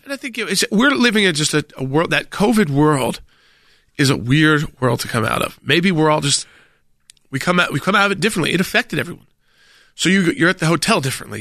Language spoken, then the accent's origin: English; the South, United States; I'm a Southerner